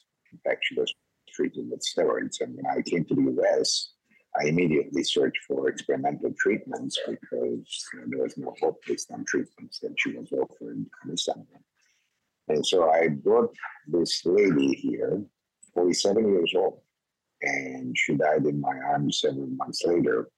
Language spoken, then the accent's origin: English; Istanbul, Turkey; now in United States; I was born in Istanbul, Turkey, of Armenian parents